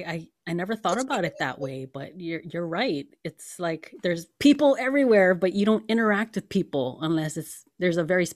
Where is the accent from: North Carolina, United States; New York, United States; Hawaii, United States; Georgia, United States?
Hawaii, United States; now in Los Angeles, United States; I'm from Hawaii originally